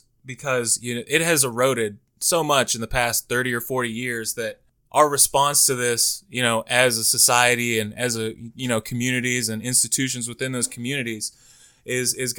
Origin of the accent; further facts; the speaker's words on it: Canfield, Ohio, United States; growing up in Canfield